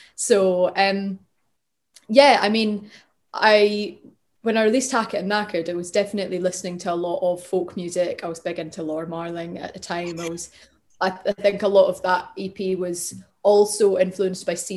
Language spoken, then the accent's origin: English; Glasgow, Scotland, United Kingdom; I grew up in Glasgow